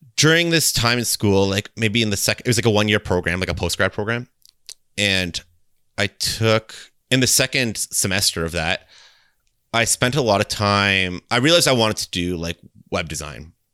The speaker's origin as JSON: {"language": "English", "town": "Kitchener", "region": "Ontario", "country": "Canada", "said": "I'm from, um, Ontario, Canada, and I'm from a city called Kitchener"}